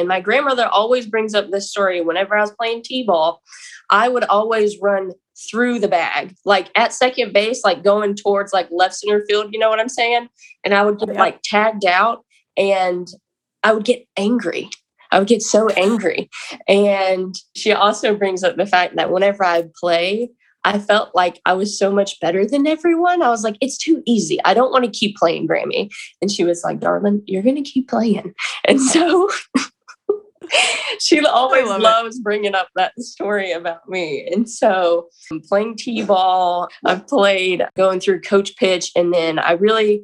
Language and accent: English; Lexington, North Carolina, United States; I'm from Lexington, North Carolina